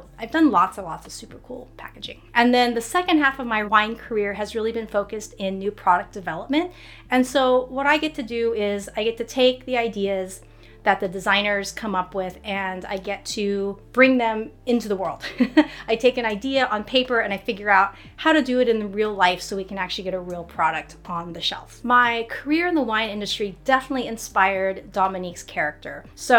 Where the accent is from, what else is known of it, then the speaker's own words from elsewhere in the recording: United States; I'm Chinese American, and there's not a lot of romance books with Asian women in it.